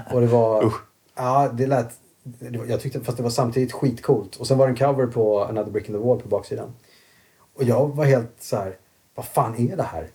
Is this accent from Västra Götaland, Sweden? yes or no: no; Kalmar, Kalmar County, Sweden; moved away as an adult; also born or lived in Sandared, Borås / Asia / London; now in Stockholm, Sweden; Jag växte upp i Kalmar.